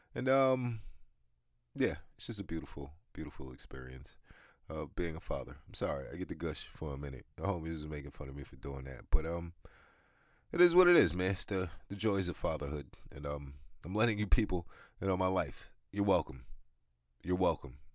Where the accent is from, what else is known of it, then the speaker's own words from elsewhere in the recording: New York, United States; I'm from New York